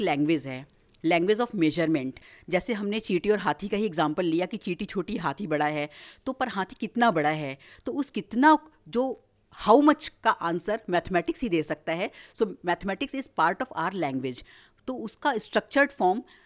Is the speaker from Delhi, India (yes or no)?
no; Varanasi, Uttar Pradesh, India; moved away as an adult; now in Noida, India; मेरा जन्म हुआ है वाराणसी में मैं काशी से हूँ और वहीं पर मैंने अपनी सारी शिक्षा भी पूरी की है